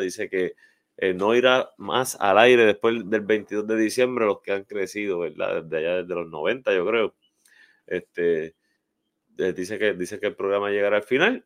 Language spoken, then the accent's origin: Spanish; Arecibo, Puerto Rico; para muchos de nosotros que crecimos ahí en Vista Azul, Jardines, ¿verdad? Y áreas adyacentes en Albaja